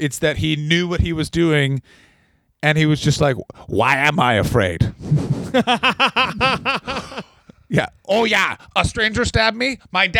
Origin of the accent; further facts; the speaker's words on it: Canada; moved away; I'm a Canadian person.